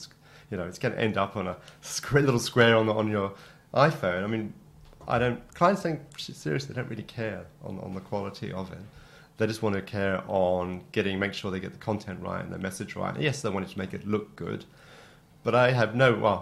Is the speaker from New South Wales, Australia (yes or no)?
no; Canberra, Australian Capital Territory, Australia; moved away as an adult; also born or lived in Wagga Wagga; now in United Kingdom; that's where I grew up in Canberra